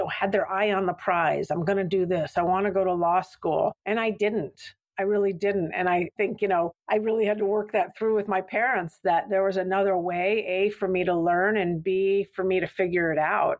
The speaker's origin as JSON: {"language": "English", "town": "Santa Fe", "region": "New Mexico", "country": "United States", "tie": "born or raised there", "also_born_or_lived": "San Francisco", "moved": "yes", "said": "I grew up in Santa Fe, New Mexico"}